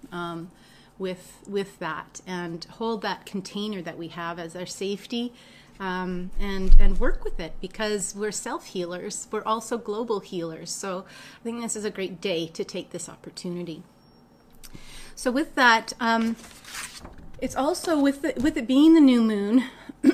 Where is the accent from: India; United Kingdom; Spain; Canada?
Canada; Winnipeg, Manitoba; I grew up in Winnipeg.